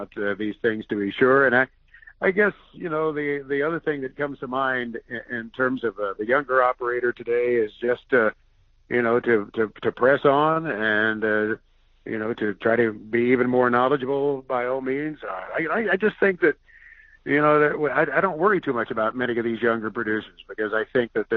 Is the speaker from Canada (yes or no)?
no; Princeton, Indiana, United States; I grew up near Princeton, Indiana, about 10 or 11 miles southwest of Princeton.